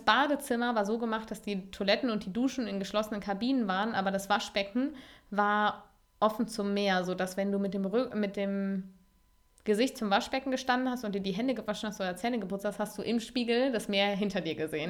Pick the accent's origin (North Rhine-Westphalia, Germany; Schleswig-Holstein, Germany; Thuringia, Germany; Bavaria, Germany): North Rhine-Westphalia, Germany; Cologne; als Kölnerin